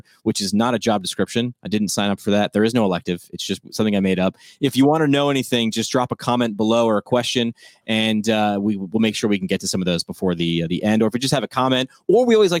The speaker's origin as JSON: {"language": "English", "region": "New York", "country": "United States", "tie": "born or raised there", "said": "where I grew up in New York"}